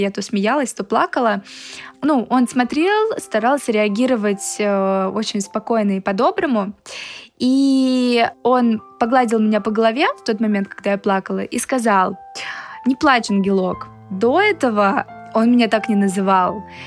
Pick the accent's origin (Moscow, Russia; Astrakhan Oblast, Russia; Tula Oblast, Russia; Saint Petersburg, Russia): Moscow, Russia; я из Москвы